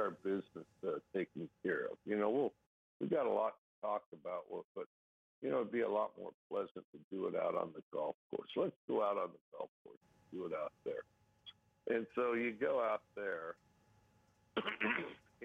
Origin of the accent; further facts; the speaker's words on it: Wyoming, United States; now in Pullman, United States; I grew up in Wyoming